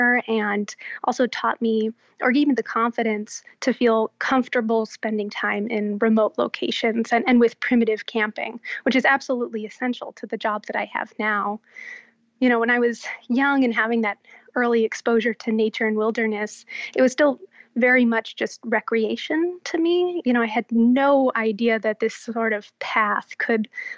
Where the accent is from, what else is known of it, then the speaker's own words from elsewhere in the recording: Southern California, United States; I was born and raised in Southern California